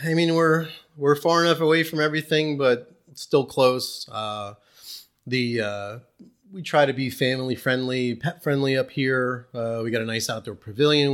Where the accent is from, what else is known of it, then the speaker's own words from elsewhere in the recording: New Jersey, United States; moved away as an adult; now in East Berne, NY, United States; I grew up in North Jersey.